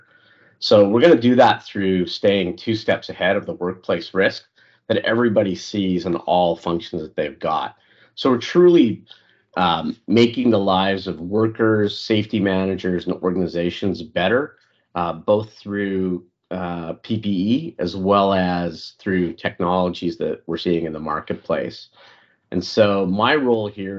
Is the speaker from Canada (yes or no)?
yes; Canada; moved away as an adult; also born or lived in Africa; now in United States; I'm Indian by nationality, but born in Africa, grew up in Canada, and I've lived the past decade in the U.S.